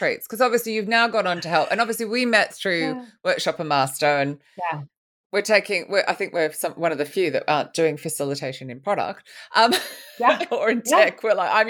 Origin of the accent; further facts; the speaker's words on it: Sydney, New South Wales, Australia; born there; even though I was born in Sydney.